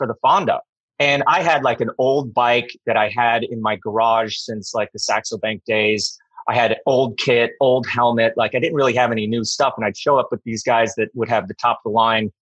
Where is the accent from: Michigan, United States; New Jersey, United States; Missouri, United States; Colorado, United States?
Colorado, United States; first language English; moved away as an adult; also born or lived in Lake Tahoe / Northern California / Europe; I'm from Colorado.